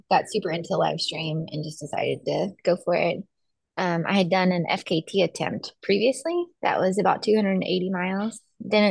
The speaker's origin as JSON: {"language": "English", "town": "Douglasville", "region": "Georgia", "country": "United States", "tie": "born or raised there", "also_born_or_lived": "Chattanooga, Tennessee / Baltimore, Maryland / Atlanta, Georgia", "said": "I grew up in Douglasville, Georgia, so like the suburbs of Atlanta"}